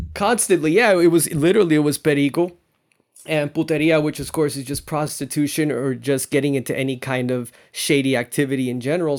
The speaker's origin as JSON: {"language": "English", "town": "Miami", "region": "Florida", "country": "United States", "tie": "born or raised there", "also_born_or_lived": "New York City, New York", "said": "I'm South Floridian. I've been raised down here"}